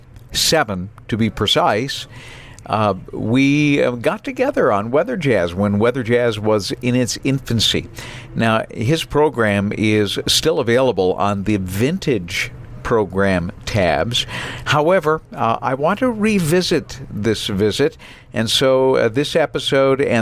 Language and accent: English; New Bedford, Massachusetts, United States; growing up in New Bedford, Massachusetts